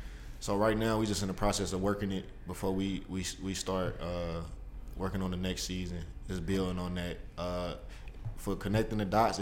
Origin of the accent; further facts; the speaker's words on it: Cincinnati, Ohio, United States; Cincinnati, we the outcast of Ohio.